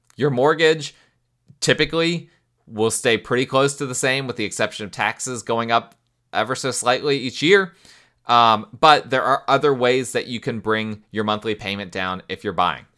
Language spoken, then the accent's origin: English; United States